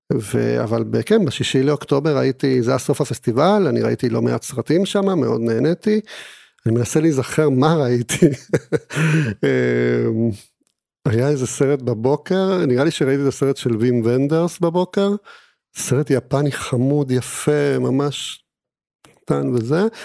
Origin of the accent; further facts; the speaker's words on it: Argentina; Hebrew is a second language; now in Israel; גדלתי במדינה דיקטטורית, וכשהייתי אה, בן שבע, היא עברה להיות שוב דמוקרטיה.